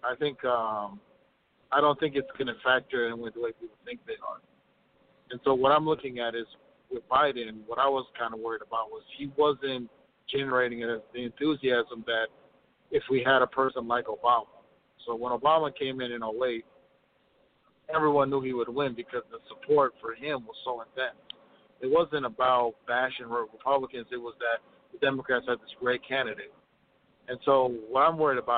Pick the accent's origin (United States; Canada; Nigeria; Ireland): United States; Midwest; I'm from the Midwest